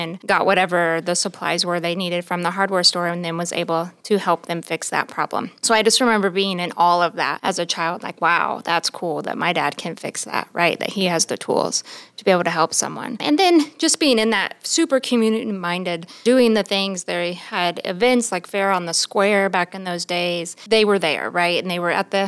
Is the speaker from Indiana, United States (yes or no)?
yes; Randolph County, Indiana, United States; I am from Randolph County, born and raised here.